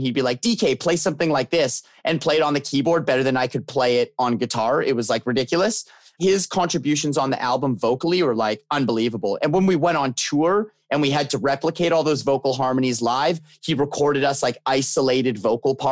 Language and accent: English; Canada; being a Canadian band